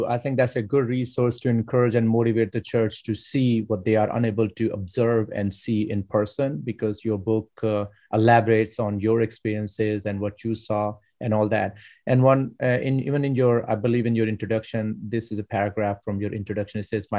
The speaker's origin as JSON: {"language": "English", "country": "Pakistan", "tie": "born or raised there", "also_born_or_lived": "California", "moved": "as an adult", "lives_now": "United States", "said": "I'm Pakistani by birth. I grew up there, spent the first half of my life there."}